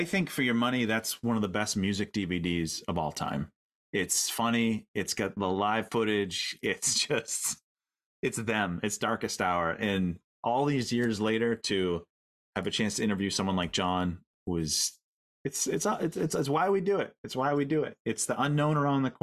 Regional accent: Maine, United States; we're from Maine

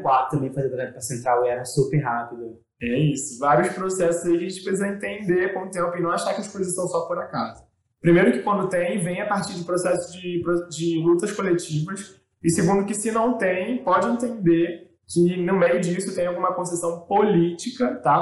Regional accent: Rio de Janeiro, Brazil; Eu me recordo muito da minha infância ali na Estrada da Posse. Eu morava na Estrada da Posse

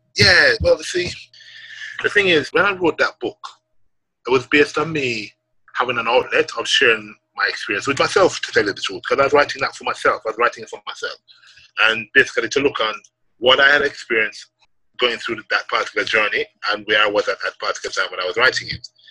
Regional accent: Jamaica; growing up in Jamaica and, and growing up as a, as a young man into becoming a man

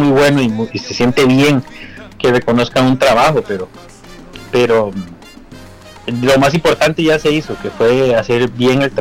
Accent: Costa Rica; toda la parte técnica que trabajamos con Rubén somos Ticos.

